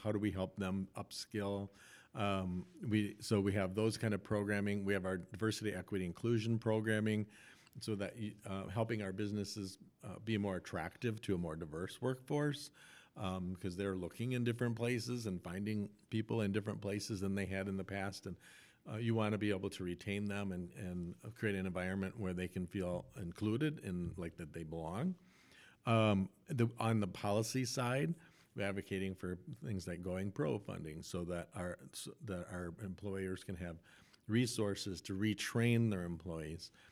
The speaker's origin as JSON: {"language": "English", "town": "Rochester", "region": "Minnesota", "country": "United States", "tie": "born or raised there", "also_born_or_lived": "Des Moines, Iowa / Quad Cities", "moved": "as an adult", "lives_now": "Grand Rapids, United States", "said": "in Rochester, Minnesota, which was my hometown"}